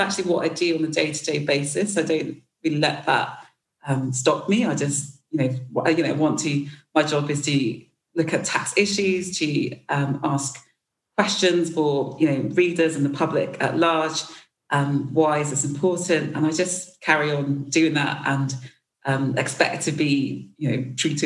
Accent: United Kingdom; I'm black British

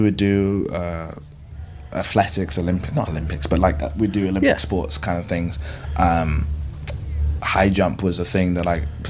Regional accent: London, United Kingdom; I was growing up in Old Street, it's like a bus away from Bethnal Green.

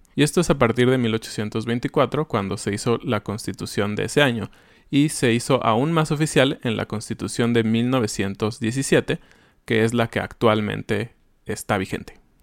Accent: Mexico; vivimos bien como mexicanos

